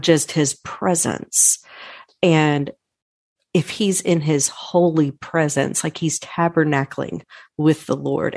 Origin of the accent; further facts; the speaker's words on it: Irving, Texas, United States; I'm born and raised in Irving. Texas